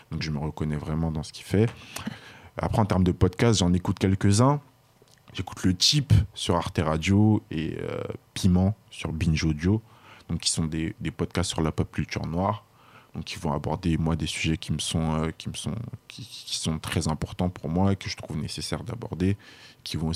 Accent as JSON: {"language": "French", "country": "Burkina Faso", "said": "moi, je suis originaire du Burkina Faso"}